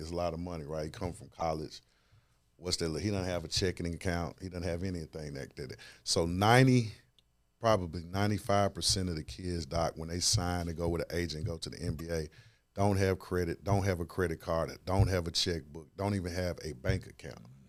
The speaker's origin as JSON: {"language": "English", "town": "Memphis", "region": "Tennessee", "country": "United States", "tie": "born or raised there", "moved": "yes", "lives_now": "Atlanta, United States", "said": "I'm born and raised in Memphis, Tennessee, currently living in Atlanta"}